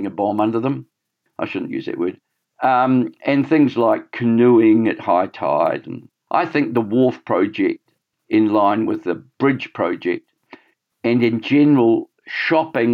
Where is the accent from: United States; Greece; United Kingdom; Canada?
United Kingdom; Scotland; now in Auckland, New Zealand; I'm a Scot